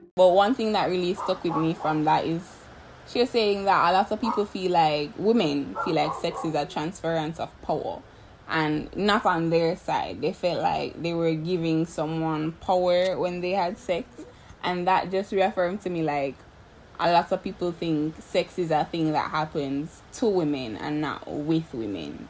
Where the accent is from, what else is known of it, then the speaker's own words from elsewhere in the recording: Jamaica; I'm from Jamaica